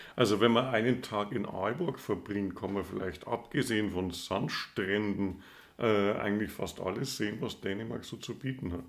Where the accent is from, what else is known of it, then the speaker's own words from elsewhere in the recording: Southern Germany, Germany; als Süddeutscher